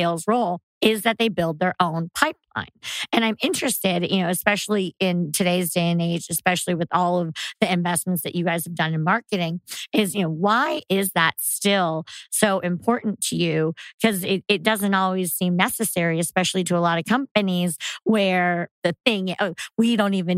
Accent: East Bay, California, United States; I grew up with in the East Bay

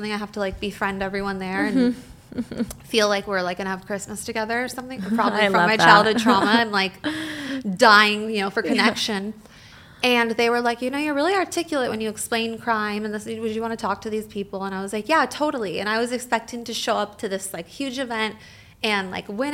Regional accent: Orange County, California, United States; I grew up here in Orange County

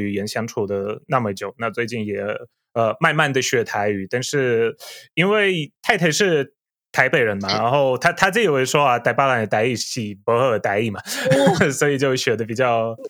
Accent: Poland; Chinese is a second language; 各位朋友们，大家好，我是波兰 YouTuber

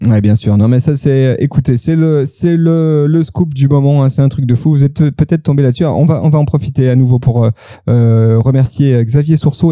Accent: France; now in Lyon, France; je suis français

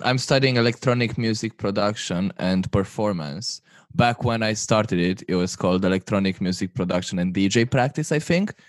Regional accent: Romania; moved away as an adult; also born or lived in Manchester, United Kingdom; here in my hometown

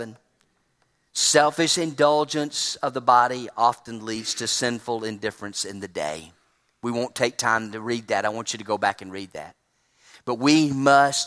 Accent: Trussville, Alabama, United States; Drove across town in Trustville and my hometown

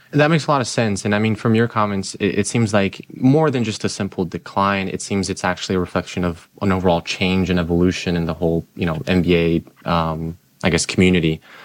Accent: Brazil; also born or lived in Utah; now in Michigan, United States; I grew up in Brazil, I lived in Utah for a number of years

